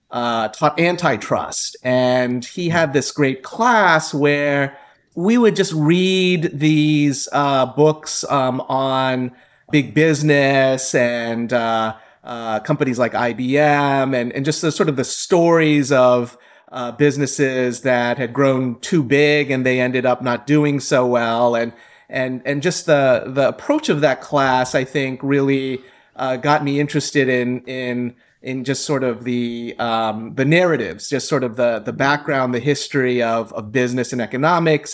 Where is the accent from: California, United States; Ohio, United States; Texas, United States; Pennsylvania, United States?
Ohio, United States; I grew up in Ohio. I'm a mid, Midwesterner